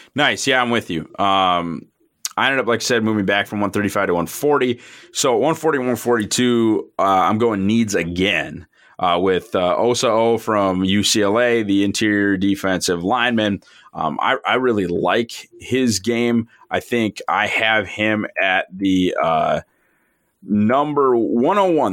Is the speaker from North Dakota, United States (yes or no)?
yes; Fargo, North Dakota, United States; I'm from Fargo